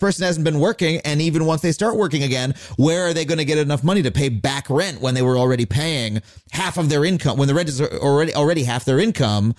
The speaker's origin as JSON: {"language": "English", "area": "Long Island", "region": "New York", "country": "United States", "tie": "born or raised there"}